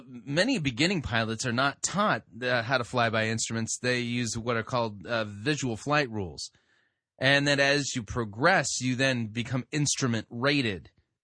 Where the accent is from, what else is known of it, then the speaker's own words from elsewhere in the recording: California, United States; I'm beginning to think that I actually qualify as a Yankee, even though I grew up in Southern California.